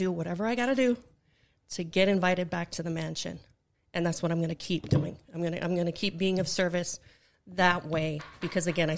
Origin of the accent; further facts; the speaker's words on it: Hawaiian Islands, United States; moved away; back home on the Hawaiian Islands